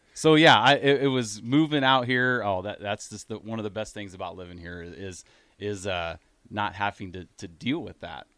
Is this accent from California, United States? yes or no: no; Iowa, United States; moved away as an adult; also born or lived in Grand Island, Nebraska; now in Nebraska, United States; we moved to Iowa when I was two years old.